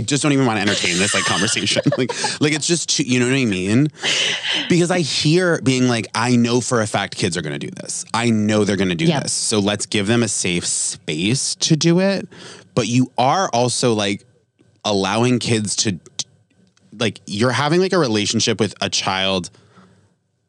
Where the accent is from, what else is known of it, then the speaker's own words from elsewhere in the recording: Vermont, United States; moved away; I grew up in Vermont